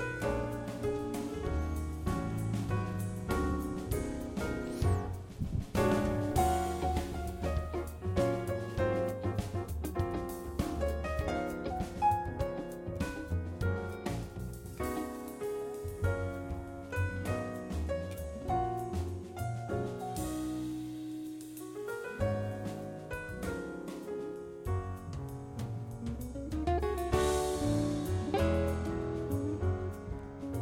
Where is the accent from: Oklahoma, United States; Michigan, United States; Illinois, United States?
Oklahoma, United States; Southwest; I was a little kid growing up in Southwest Oklahoma, small town